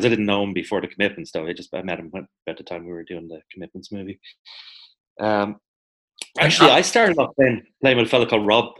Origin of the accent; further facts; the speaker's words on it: Ireland; Like, why is there something in our nature as Irish people that we don't necessarily want to dwell in the past?